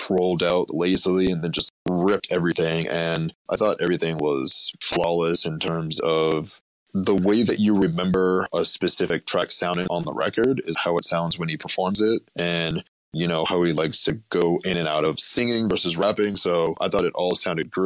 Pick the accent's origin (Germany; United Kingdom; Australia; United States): United States; Boston, Massachusetts; I was born and raised in Boston